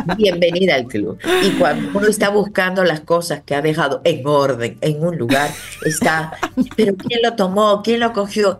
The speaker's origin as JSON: {"language": "Spanish", "country": "Dominican Republic", "said": "somos todos dominicanos"}